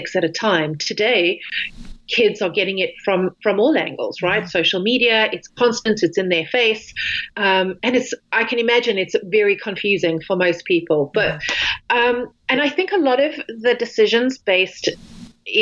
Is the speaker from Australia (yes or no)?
no; South Africa; originally, I grew up in South Africa, and we, along the beach, we never had shoes on